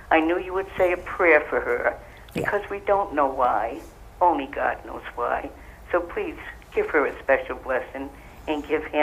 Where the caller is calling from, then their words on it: Rhode Island, United States; I'm from Rhode Island.